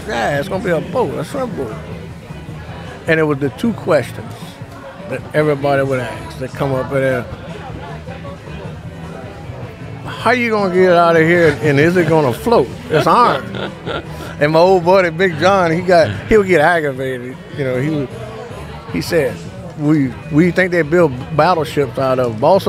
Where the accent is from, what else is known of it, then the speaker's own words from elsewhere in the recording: Houma, Louisiana, United States; I'm from Houma, Louisiana. And, as a kid, you see them building the boats on the side of the bay